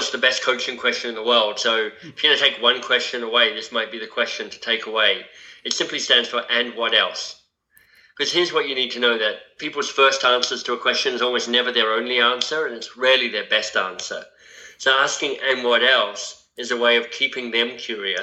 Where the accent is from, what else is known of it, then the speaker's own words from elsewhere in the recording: Canberra, Australian Capital Territory, Australia; moved away as an adult; now in Toronto, Canada; in Canberra, my hometown